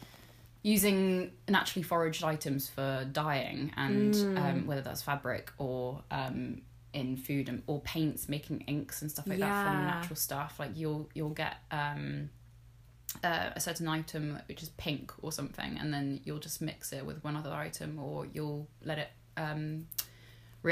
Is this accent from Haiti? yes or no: no; Bristol, South West England, United Kingdom; I was born in Bristol.